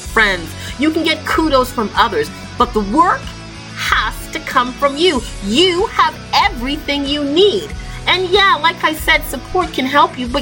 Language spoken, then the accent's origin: English; Toronto, Ontario, Canada; I grew up in Toronto, Canada, and I left home when I was about 11 years old